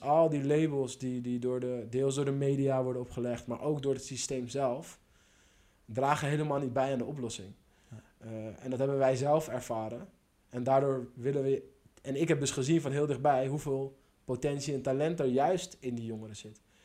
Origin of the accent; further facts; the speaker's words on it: Schalkwijk, North Holland, Netherlands; kwam zelf ook uit Schalkwijk